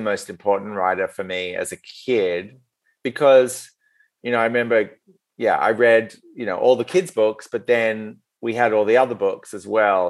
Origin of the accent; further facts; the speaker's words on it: Australia; male Australian writer